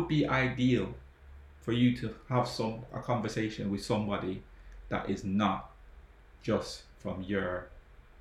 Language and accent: English; Jamaica; now in England; I grew up in Jamaica